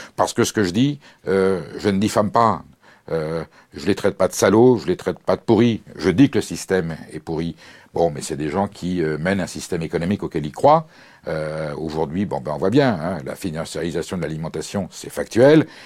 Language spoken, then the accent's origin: French; France; je suis français